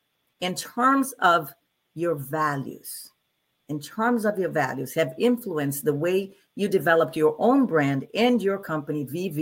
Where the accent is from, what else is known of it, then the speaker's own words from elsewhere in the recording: Brazil; now in United States; and I come from Brazil.